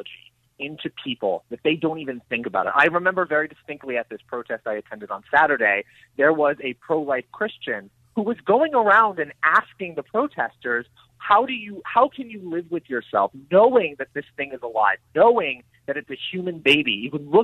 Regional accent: Oregon, United States; my home state of Oregon

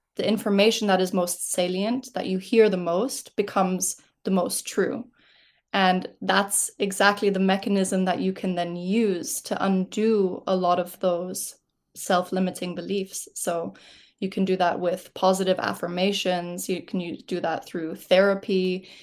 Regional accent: Switzerland; moved away; I am from Switzerland originally

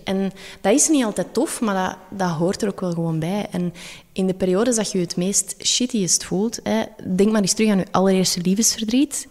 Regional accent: Belgium; dan zeg ik wel, ja, Belgium

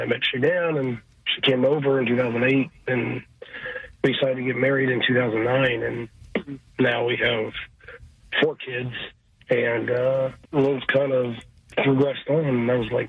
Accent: Cincinnati, Ohio, United States; moved away as an adult; also born or lived in Canada; now in Houston, United States; I grew up in Cincinnati. Born in 1982, and was pretty much Cincinnati my whole life. Went to the University of Cincinnati and got a chemical engineering degree and left Cincinnati in 2006

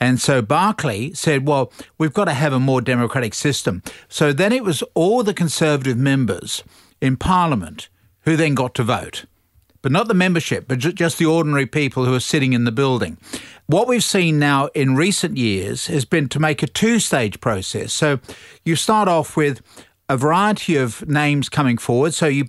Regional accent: United Kingdom; moved away; when I was growing up in Great Britain

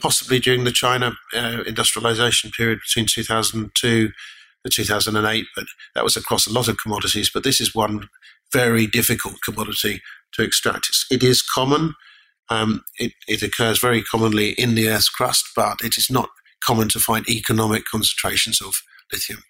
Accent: Lake District, North West England, United Kingdom; moved away; I was born in the Lake District. I wanted to go back and give it a go

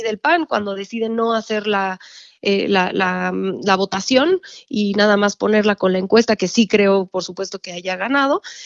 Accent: Mexico; como mexicanos

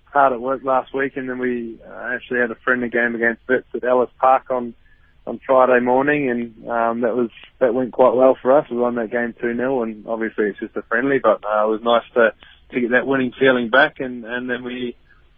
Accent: New Zealand; now in South Africa; Very happy Kiwi today

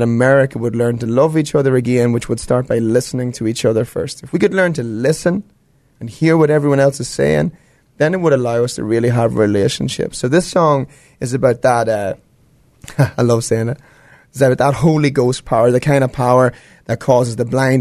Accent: Ireland; moved away; I'm from Ireland

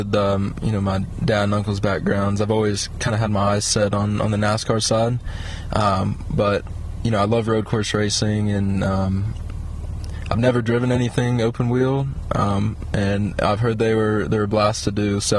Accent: Concord, North Carolina, United States; I'm from Concord, North Carolina, just outside of Charlotte

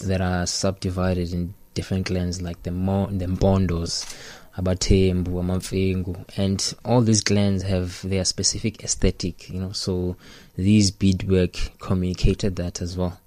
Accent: Port Elizabeth, Eastern Cape, South Africa; growing up in Port Elizabeth

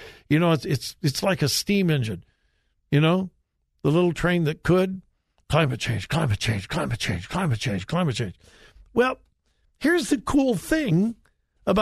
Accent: California, United States; moved away; My home state of California

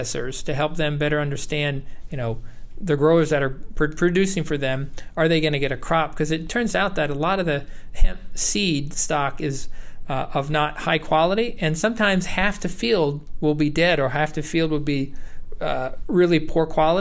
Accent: New York, United States; moved away as an adult; also born or lived in Iowa / Wisconsin / Ohio; I grew up in New York, and I worked on a dairy farm out there

